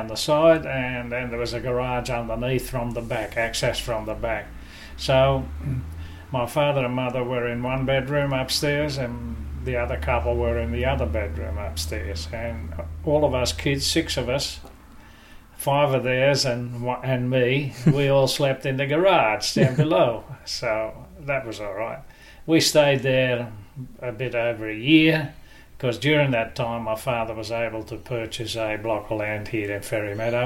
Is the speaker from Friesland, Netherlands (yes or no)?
yes; Leeuwarden, Friesland, Netherlands; now in Australia; I was born in Leeuwarden, which is a town in Holland, in 1938